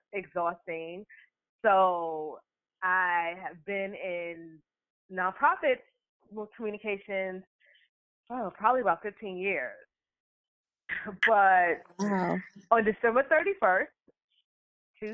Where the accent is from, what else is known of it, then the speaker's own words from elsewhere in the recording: New York City, New York, United States; moved away as an adult; now in Charlotte, United States; I am originally from Harlem. I grew up in Harlem in the 80s and 90s